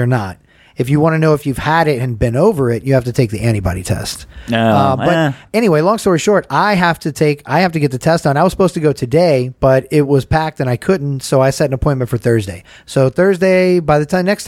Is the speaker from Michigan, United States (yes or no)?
no; Georgia, United States; I'm from Georgia